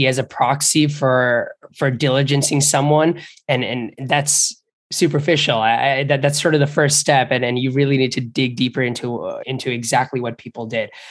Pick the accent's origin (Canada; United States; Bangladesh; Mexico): Bangladesh; moved away; I grew up in Bangladesh